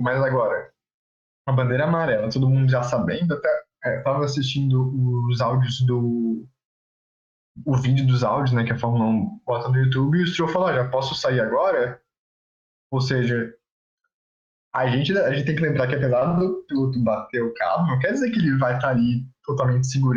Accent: Florianópolis, Santa Catarina, Brazil; a gente é de Floripa que chove bastante

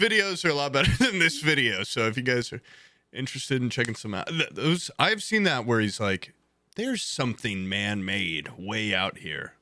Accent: Indiana, United States; I'm proud to be a goddamn Indiana corn-fed boy

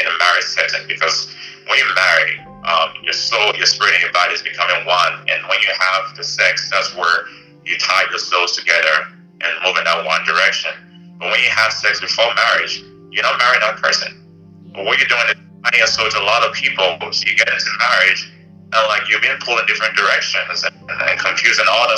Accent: Ghana; moved away as an adult; now in Bay Area, United States; growing up in Ghana

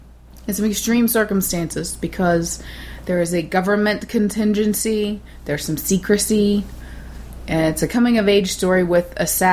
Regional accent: United States; I'm from America.

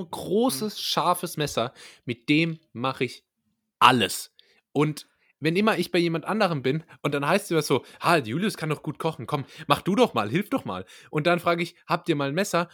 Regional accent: Karlsruhe, Baden-Württemberg, Germany; als Karlsruher

